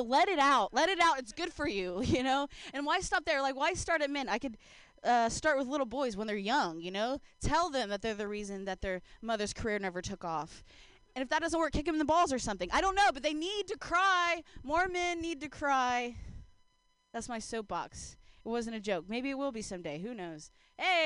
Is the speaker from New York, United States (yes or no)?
no; Ohio, United States; now in San Francisco, United States; I grew up in Ohio